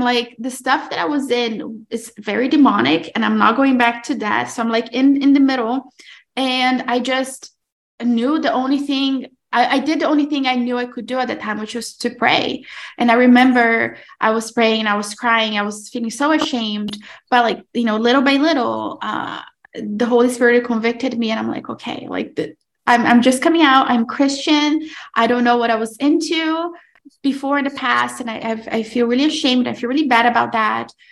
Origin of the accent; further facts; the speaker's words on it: Brazil; moved away; I'm originally from Brazil, but I am married to an Italian man